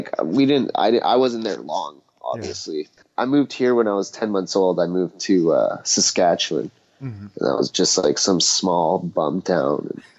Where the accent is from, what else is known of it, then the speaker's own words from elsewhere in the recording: Sarajevo, Federation of Bosnia and Herzegovina, Bosnia & Herzegovina; now in Beaumont, Canada; I was born in 94 in Bosnia, in Sarajevo there.